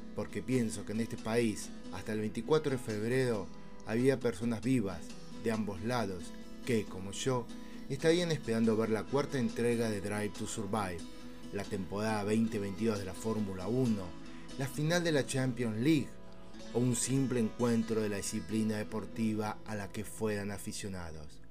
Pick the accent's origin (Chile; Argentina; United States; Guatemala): Argentina; aquí, en mi tierra, Argentina